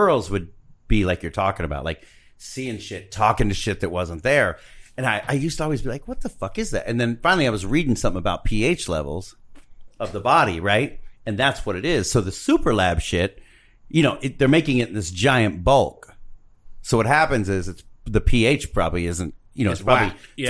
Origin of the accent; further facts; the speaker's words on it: Covina, California, United States; I'm from Covina